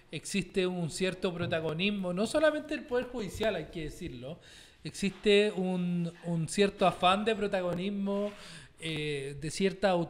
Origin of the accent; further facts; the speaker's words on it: Santiago, Santiago Metropolitan Region, Chile; Yo nací en Independencia